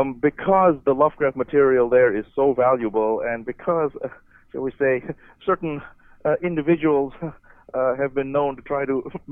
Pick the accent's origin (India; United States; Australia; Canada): India; I'm from India. I was born there. But Americans always have a little trouble with foreign names.